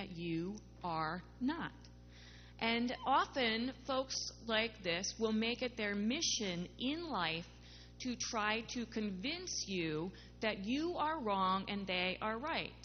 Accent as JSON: {"language": "English", "region": "Midwest", "country": "United States", "tie": "born or raised there", "said": "where I grew up in the Midwest, we kept God pretty much to ourselves"}